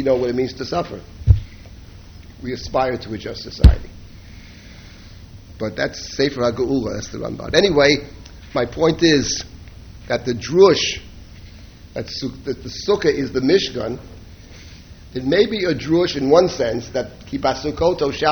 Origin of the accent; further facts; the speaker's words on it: New York City, New York, United States; I grew up in Jackson Heights, Queens